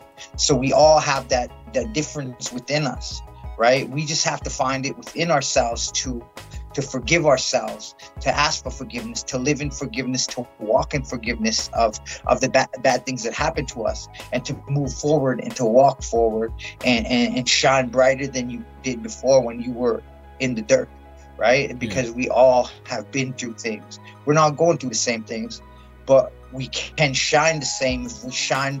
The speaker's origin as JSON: {"language": "English", "region": "South Dakota", "country": "United States", "moved": "yes", "lives_now": "Calgary, Canada", "said": "So my background, I'm originally from South Dakota. Part Soto, part Cree, and part Mexican."}